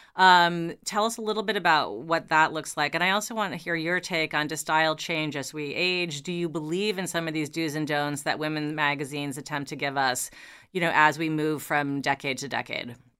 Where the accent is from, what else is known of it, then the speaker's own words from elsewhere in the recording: New York City, New York, United States; I grew up in New York City